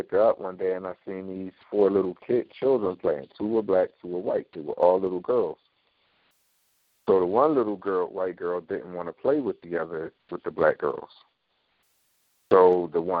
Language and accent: English; Philadelphia, Pennsylvania, United States; growing up in North Philly, I take my children down there